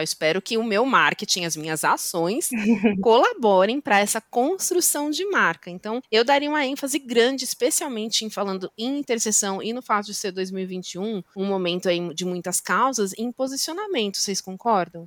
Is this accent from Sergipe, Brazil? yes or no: no; Osasco, São Paulo, Brazil; eu nasci em Osasco